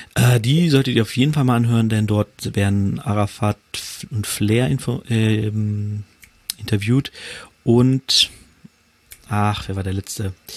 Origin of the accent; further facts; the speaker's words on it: Hanover, Lower Saxony, Germany; Ich komme ja aus Hannover